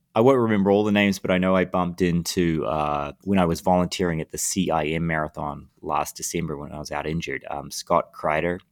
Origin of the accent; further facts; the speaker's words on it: Lower Hutt, Wellington, New Zealand; moved away as an adult; now in United States; I grew up in, in New Zealand